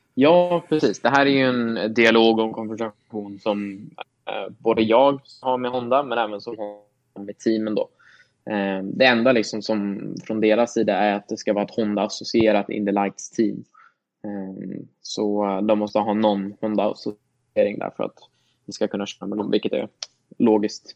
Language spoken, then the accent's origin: Swedish; Sweden; moved away; hemma i Sverige